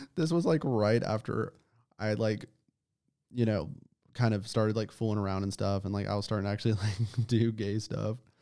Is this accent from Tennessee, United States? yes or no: yes; Nashville suburb, Middle Tennessee, United States; Where I grew up in Middle Tennessee is not, you know, Nashville suburb is not America.